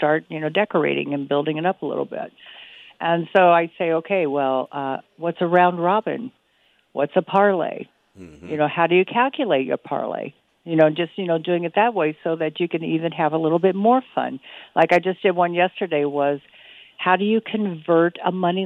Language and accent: English; Midwest, United States; I grew up in the Midwest